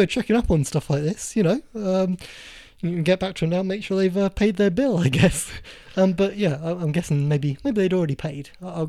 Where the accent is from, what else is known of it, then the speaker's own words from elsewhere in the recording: South of England, United Kingdom; We're two men from the South